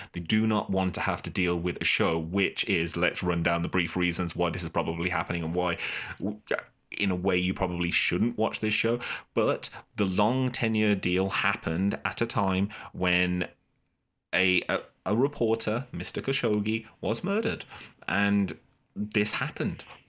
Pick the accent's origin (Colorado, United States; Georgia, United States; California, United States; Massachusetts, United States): Massachusetts, United States; Boston; as the Bostonian